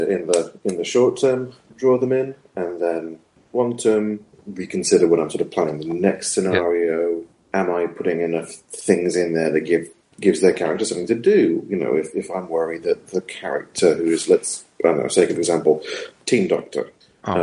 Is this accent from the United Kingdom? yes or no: yes; United Kingdom; I'm very British